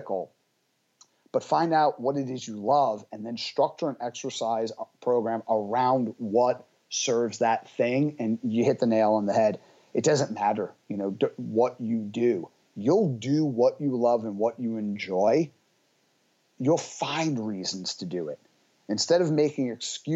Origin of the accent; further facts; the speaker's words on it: New York City, New York, United States; I come from Brooklyn.